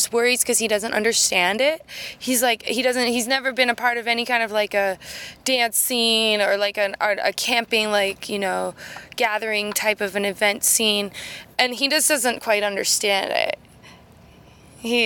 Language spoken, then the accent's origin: English; West Coast, United States; now in Boston, United States; I grew up on the West Coast. I'm a West Coast girl through and through